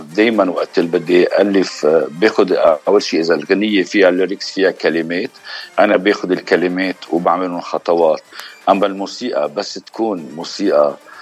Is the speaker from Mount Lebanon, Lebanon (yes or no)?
no; Beirut, Beirut Governorate, Lebanon; also born or lived in Nabatieh District / United States; من الجنوب من قضاء نبطيه آه، خلقين بالاشرفيه وربين بالاشرفيه